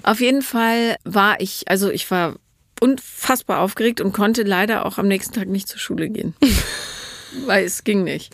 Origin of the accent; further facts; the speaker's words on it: Rhineland, Germany; ich komme ja aus dem Rheinland